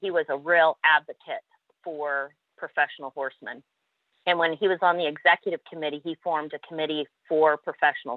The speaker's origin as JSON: {"language": "English", "country": "Canada", "accent": "Canadian twang", "said": "I'm a Canadian, a proud Canadian, diehard Canadian"}